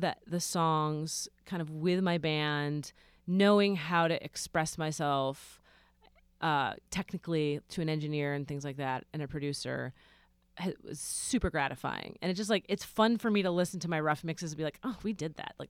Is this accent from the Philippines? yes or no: yes; Philippines; They think I'm Mexican, but I'm Filipino.